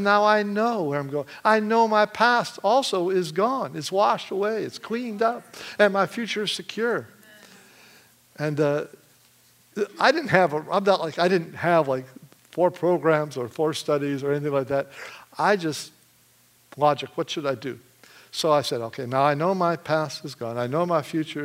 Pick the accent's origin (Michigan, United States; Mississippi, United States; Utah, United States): Michigan, United States; I'm from Michigan